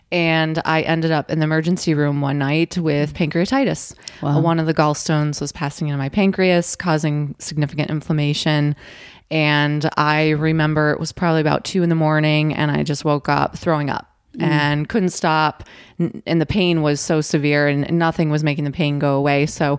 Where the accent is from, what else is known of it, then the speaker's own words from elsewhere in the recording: Buffalo, New York, United States; And now I grew up in Western New York, Buffalo area. So as you can imagine, cold winters.